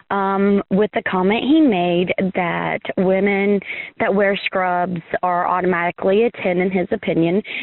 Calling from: Cleveland, Tennessee, United States; I'm calling from Cleveland, Tennessee.

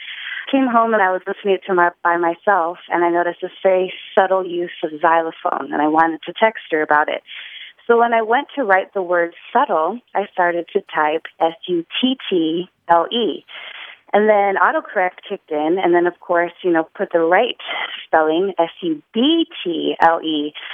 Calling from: New Orleans, Louisiana, United States; I'm calling from New Orleans.

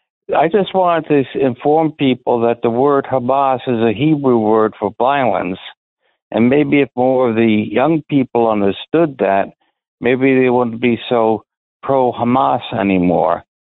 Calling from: New Bern, North Carolina, United States; New Bern, North Carolina, the colonial capital of the state.

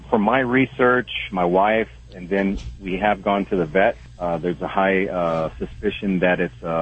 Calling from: Wyoming, United States; Well, I'm uh, truck driving here in Wyoming.

